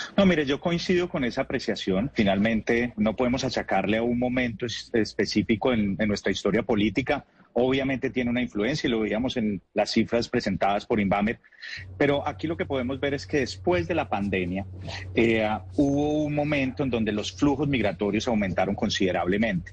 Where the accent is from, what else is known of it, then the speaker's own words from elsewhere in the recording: Colombia; en nuestro país